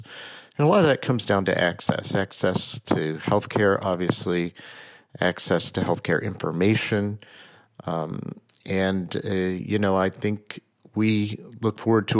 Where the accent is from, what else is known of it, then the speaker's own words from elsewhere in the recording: Oklahoma, United States; also born or lived in New York area; I was born in Oklahoma, and my mother was a painter.